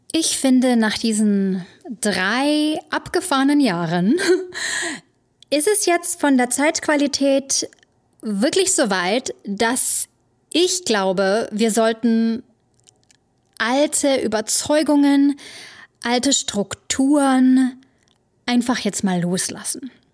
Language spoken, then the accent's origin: German; Germany; moved away as an adult; now in New York City, United States; wir Deutschen